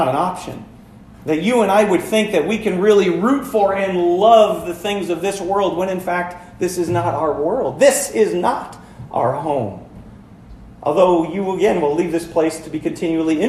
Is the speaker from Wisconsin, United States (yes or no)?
yes; Florence, Wisconsin, United States; moved away; I grew up over in Florence